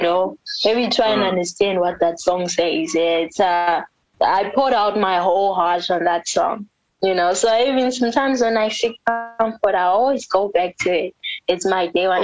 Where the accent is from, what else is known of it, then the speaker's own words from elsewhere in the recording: South Africa; first language Ndebele; English is a second language; also born or lived in Bulawayo, Zimbabwe; now in Zimbabwe; I was born in South Africa, but it's not like I've always like told everyone. But y'all know the reason why I sing like this is because I was raised in South Africa